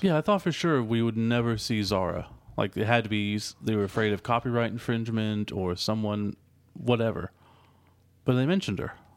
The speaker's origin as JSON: {"language": "English", "country": "United States", "said": "we're American."}